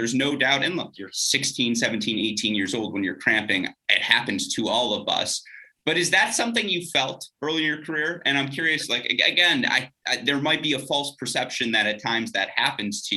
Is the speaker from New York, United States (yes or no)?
no; Michigan, United States; I'm also from a northern state here in the U.S. in Michigan